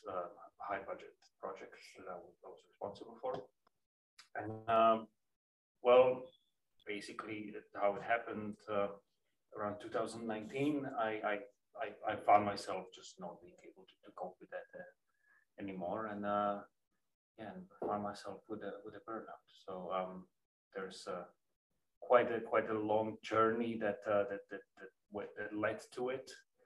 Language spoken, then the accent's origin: English; Slovakia; moved away as an adult; now in Amsterdam, Netherlands; I'm originally from Slovakia, where I was born and raised, went to university